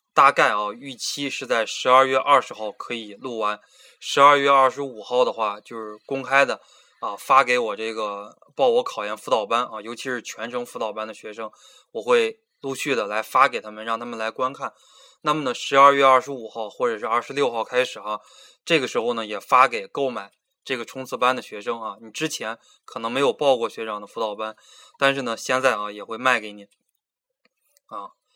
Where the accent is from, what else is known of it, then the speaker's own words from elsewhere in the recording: Beijing, China; moved away as an adult; now in Changsha, China; 我来自北京，九零年生啊，今年本命年，二十四岁